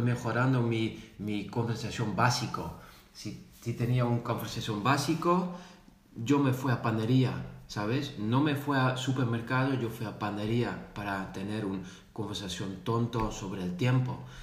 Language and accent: Spanish; Netherlands; first language Dutch; Spanish is a second language; also born or lived in Zaragoza; yo soy de Holanda, yo vivo aquí